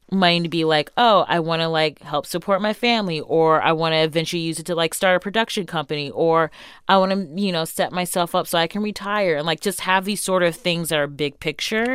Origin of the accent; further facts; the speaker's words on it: Shaker Heights, Ohio, United States; also born or lived in Solon, Ohio; I grew up in Baffer Heights and then moved to Solent